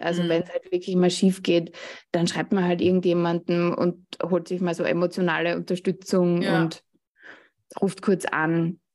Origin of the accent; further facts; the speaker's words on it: Austria; Ich komme, wie man hört, aus Österreich